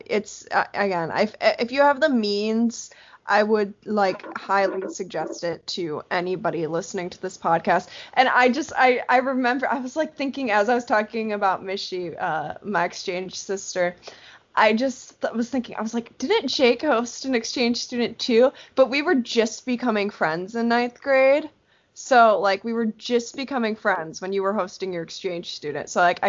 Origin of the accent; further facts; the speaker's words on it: England, United Kingdom; But as an English person, I really want to go back and read it